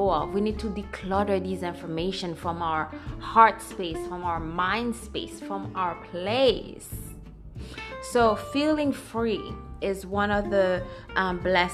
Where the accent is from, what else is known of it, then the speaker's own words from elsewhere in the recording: Haiti; moved away; Growing up in Haiti